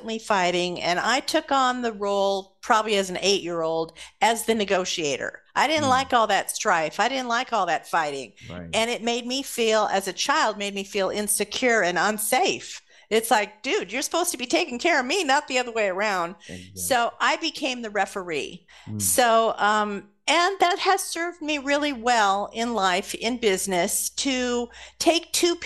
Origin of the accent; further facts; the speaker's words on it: Los Angeles, California, United States; also born or lived in Santa Monica / Burbank; Grew up in Los Angeles